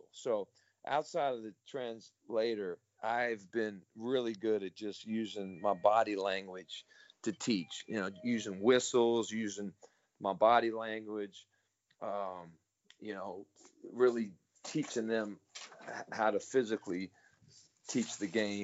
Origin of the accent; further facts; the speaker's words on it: East Coast, United States; moved away as an adult; now in China; I grew up on the East Coast, but, you know, it's the Bible Belt.